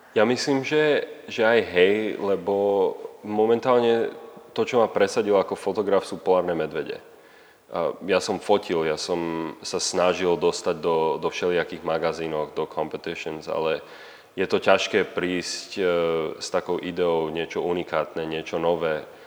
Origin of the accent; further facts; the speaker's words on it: Slovakia; moved away as an adult; now in Canada; furt som Slovák a furt tu mám rodinu a, a furt tu mám kamarátov